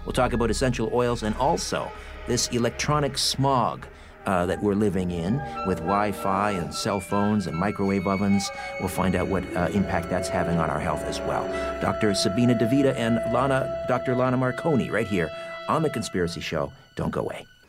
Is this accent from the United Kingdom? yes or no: yes; United Kingdom; I'm British